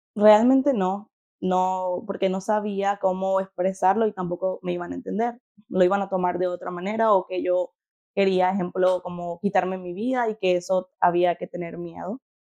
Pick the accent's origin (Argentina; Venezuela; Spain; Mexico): Venezuela; moved away as an adult; nací en Venezuela, eh, cuando tenía 18 años tomé el paso de fe de salir de Venezuela.